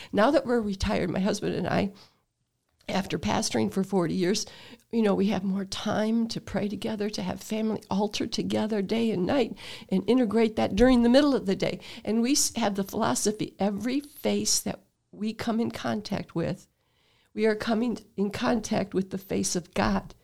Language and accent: English; Toledo, Ohio, United States; I was born in Toledo, but, um, in the Sloane area